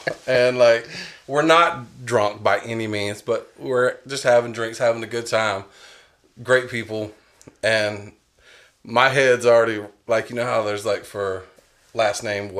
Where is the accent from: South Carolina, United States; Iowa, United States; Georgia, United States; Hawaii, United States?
South Carolina, United States; North Myrtle Beach; also born or lived in Charleston, South Carolina / Seattle, Washington / Summerville, South Carolina; Then we moved to North Myrtle Beach. And until about the age of probably 11, we lived in North Myrtle Beach.